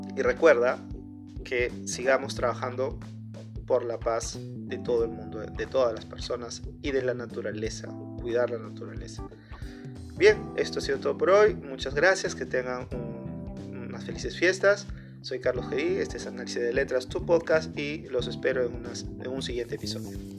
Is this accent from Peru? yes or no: yes; Peru; soy peruano